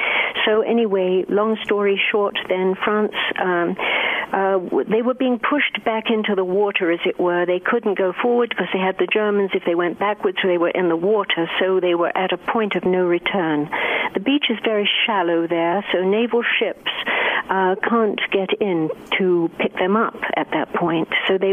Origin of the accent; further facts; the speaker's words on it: England, United Kingdom; born there; Well, I was born just outside London, and I came into the world about 3 years before the World War II began